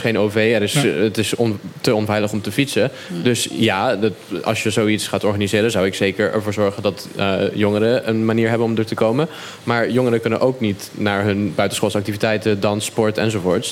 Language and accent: Dutch; Caribbean Netherlands; We zijn als Bonaire heel speciaal